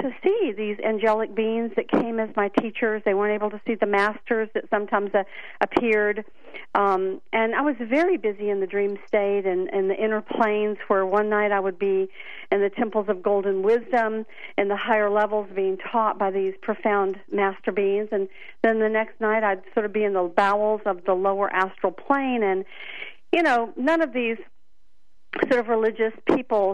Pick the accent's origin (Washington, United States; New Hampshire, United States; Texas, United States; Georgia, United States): Georgia, United States; Atlanta; also born or lived in Florida; I grew up here in Atlanta, and I grew up across from a great forest.